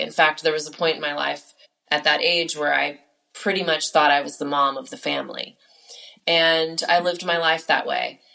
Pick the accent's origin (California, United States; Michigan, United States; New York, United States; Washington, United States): California, United States; I am from California